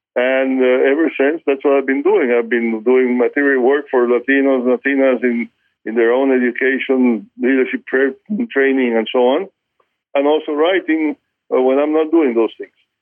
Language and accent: English; Cuba; moved away; growing up in Cuba, if uh, that in the household in which I was growing up